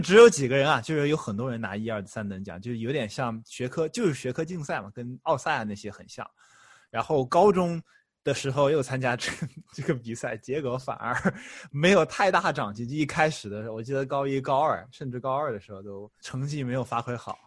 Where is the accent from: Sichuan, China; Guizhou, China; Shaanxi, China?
Sichuan, China; Chengdu; moved away as an adult; also born or lived in Shanghai, China; now in United States; 我高中，呃，是在成都期中，我也是成都人